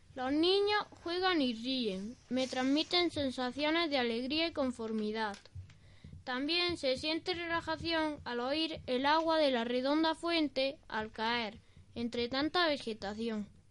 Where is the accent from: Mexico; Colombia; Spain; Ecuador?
Spain; Albolote, Andalusia; el famoso Parque Alboloteño de Guainabo, que está en la calle Real, una de las arterias principales de mi pueblo